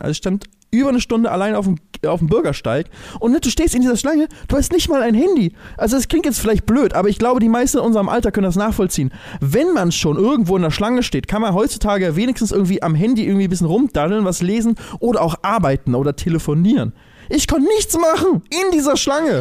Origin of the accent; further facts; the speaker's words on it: Germany; als Deutsche